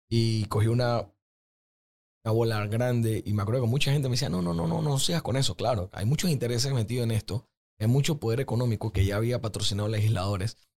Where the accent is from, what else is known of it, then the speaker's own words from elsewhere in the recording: Panama; nosotros como panameños que lastimosamente nuestro promedio de educación no es tan alto